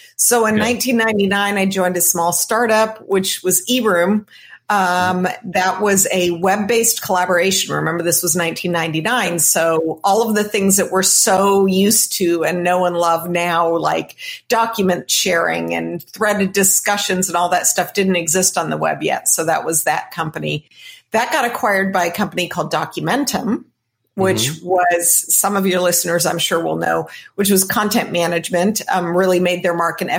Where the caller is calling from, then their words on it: Santa Barbara, California, United States; I'm joining you today from Santa Barbara, California.